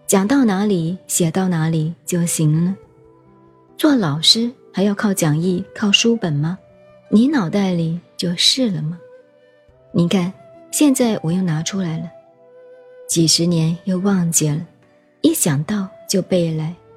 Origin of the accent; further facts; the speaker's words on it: China; 我们中国人是乡下人